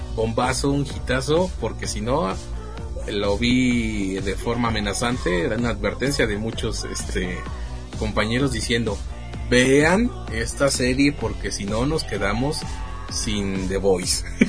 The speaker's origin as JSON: {"language": "Spanish", "country": "Mexico", "said": "siendo mexicano"}